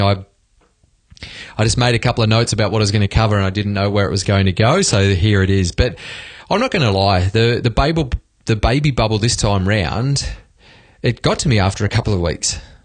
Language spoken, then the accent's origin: English; Australia; moved away as an adult; now in Sweden; speaking from Sweden as an Aussie